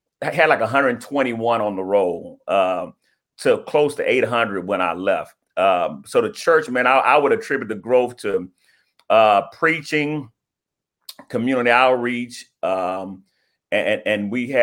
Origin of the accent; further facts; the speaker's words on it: Houston, Texas, United States; also born or lived in Ohio; I'm from Houston, came back here to heal